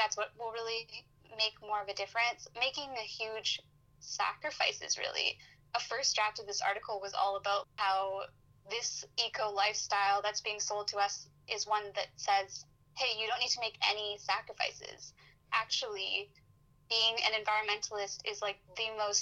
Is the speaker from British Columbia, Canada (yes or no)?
yes; Vancouver, British Columbia, Canada; I'm from Vancouver